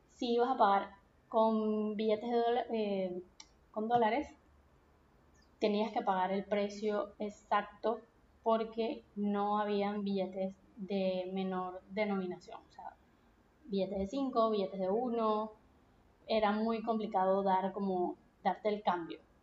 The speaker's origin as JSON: {"language": "Spanish", "town": "Punto Fijo", "region": "Falcón", "country": "Venezuela", "tie": "born or raised there", "moved": "as an adult", "said": "Yo soy de Punto Fijo, que es una ciudad que es pequeña, es una ciudad costeña, está al norte del país"}